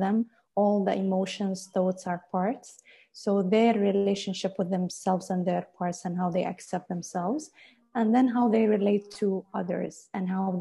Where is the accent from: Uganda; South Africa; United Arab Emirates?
United Arab Emirates; I was born and raised in UAE, studied even here in UAE